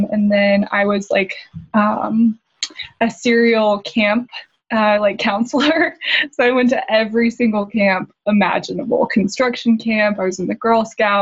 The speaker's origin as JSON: {"language": "English", "area": "Bay Area", "region": "Northern California", "country": "United States", "tie": "born or raised there", "said": "I grew up in Northern California in the Bay Area"}